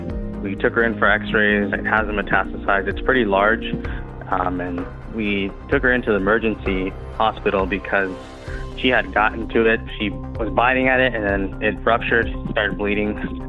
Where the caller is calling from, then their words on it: Pomona, California, United States; I'm calling from Pomona, California.